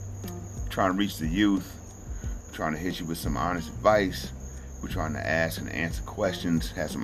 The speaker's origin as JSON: {"language": "English", "region": "North Carolina", "country": "United States", "said": "I'm from North Carolina."}